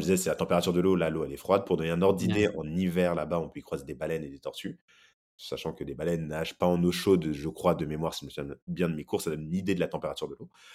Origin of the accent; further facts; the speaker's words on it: France; moved away as an adult; also born or lived in Brazil; j'ai grandi en France